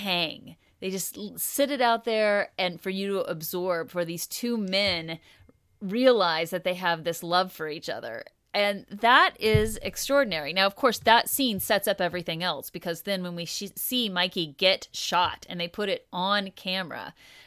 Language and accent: English; United States; also born or lived in Oklahoma; growing up in Kansas and Oklahoma as a white kid